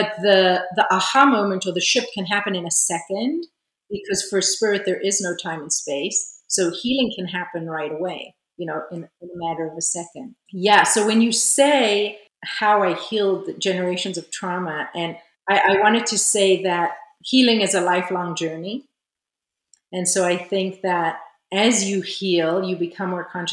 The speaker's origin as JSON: {"language": "English", "country": "South Africa", "tie": "born or raised there", "also_born_or_lived": "Israel / California", "moved": "as an adult", "lives_now": "France", "said": "I was born in Israel. I grew up in South Africa during apartheid. Then I moved back to Israel when I was 18 and spent about 9 years there."}